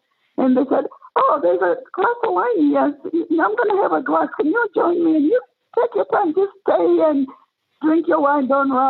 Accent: Tanzania; born there; And so I told him I was born in Tanzania.

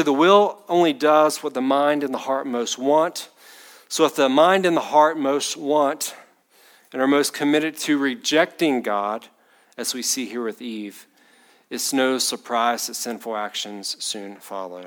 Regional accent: Batesburg, South Carolina, United States; I grew up in Batesburg

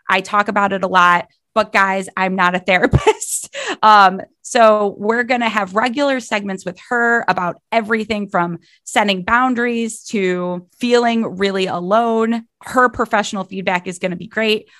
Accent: Cleveland, Ohio, United States; I'm from Cleveland, Ohio always have lived here.

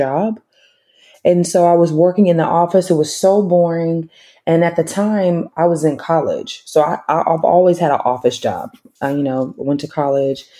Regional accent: Tulsa, Oklahoma, United States; moved away as an adult; also born or lived in Dallas, Texas / Los Angeles / Joliet, Illinois; I was born and raised in Oklahoma in a small town called Tulsa.

